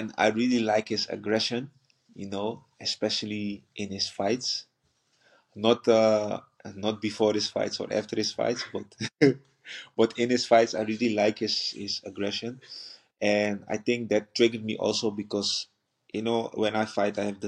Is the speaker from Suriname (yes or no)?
yes; Paramaribo, Paramaribo District, Suriname; English is a second language; moved away; also born or lived in Netherlands; I was born in the capital, Paramaribo, and grew up also in the capital